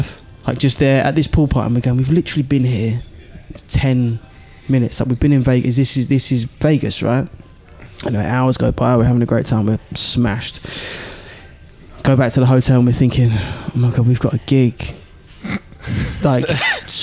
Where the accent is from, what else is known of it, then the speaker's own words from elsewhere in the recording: England, United Kingdom; the accent was like, England. From England.